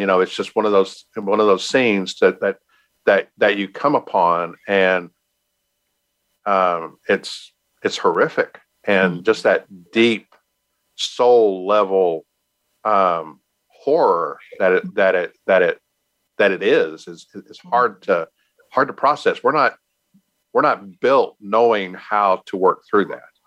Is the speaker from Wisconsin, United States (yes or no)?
no; Texas, United States; I'm from Texas